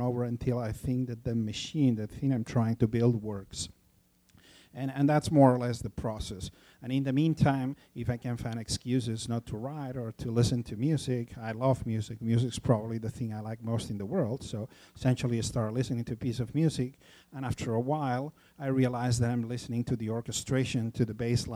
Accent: Barcelona, Catalonia, Spain; also born or lived in Los Angeles; in Barcelona, in my hometown

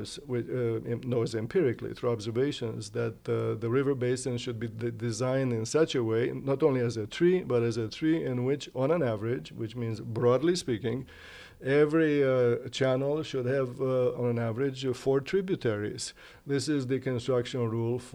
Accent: Romania; moved away; I grew up in the Delta

